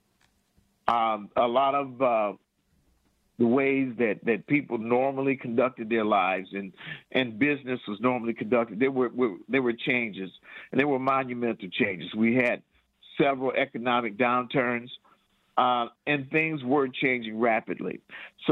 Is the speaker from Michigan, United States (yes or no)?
yes; Detroit, Michigan, United States; also born or lived in Lansing, Michigan; I'm from Detroit